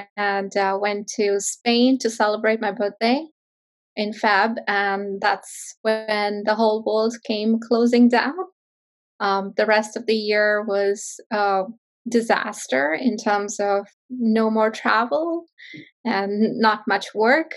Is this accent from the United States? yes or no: no; northern India, India; moved away; So I grew up in India, in a small town in northern India.